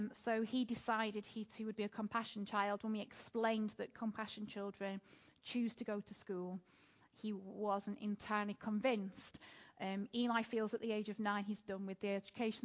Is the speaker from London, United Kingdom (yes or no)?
no; Manchester, North West England, United Kingdom; moved away as an adult; also born or lived in Derby; I appreciate my accent is a little weird. I grew up in North Manchester.